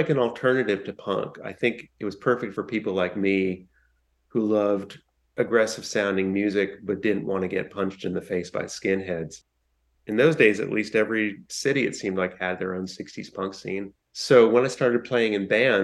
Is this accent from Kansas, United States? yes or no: no; Washington, District of Columbia, United States; I grew up in Washington, D.C.